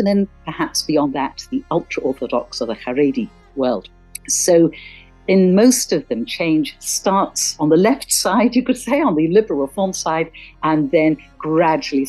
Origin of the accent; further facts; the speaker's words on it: Cornwall, South West England, United Kingdom; I grew up in Cornwall